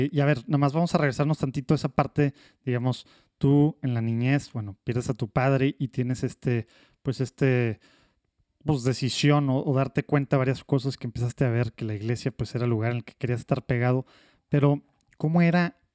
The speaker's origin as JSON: {"language": "Spanish", "town": "Madrid", "region": "Community of Madrid", "country": "Spain", "tie": "born or raised there", "also_born_or_lived": "Burgos", "said": "Yo nací en Madrid."}